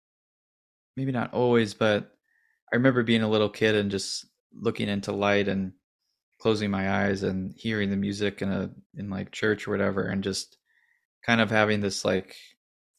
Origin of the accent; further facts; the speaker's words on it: St. Louis, Missouri, United States; I grew up in St. Louis